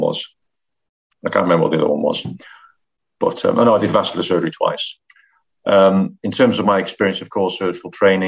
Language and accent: English; Manchester, North West England, United Kingdom; moved away as an adult; also born or lived in London / Middlesbrough / Leeds; I'm from Manchester.